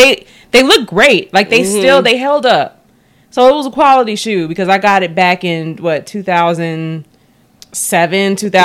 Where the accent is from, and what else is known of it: Chicago, Illinois, United States; born or raised there